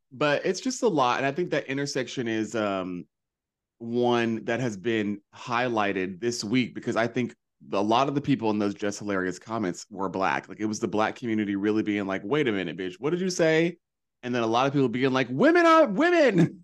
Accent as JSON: {"language": "English", "region": "North Carolina", "country": "United States", "tie": "born or raised there", "moved": "yes", "said": "growing up in North Carolina"}